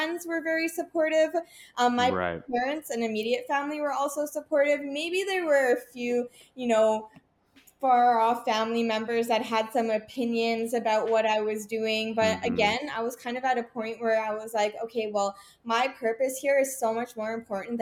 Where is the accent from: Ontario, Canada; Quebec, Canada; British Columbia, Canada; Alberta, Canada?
British Columbia, Canada; Vancouver; also born or lived in Toronto; I was born in Toronto, moved to Vancouver as a child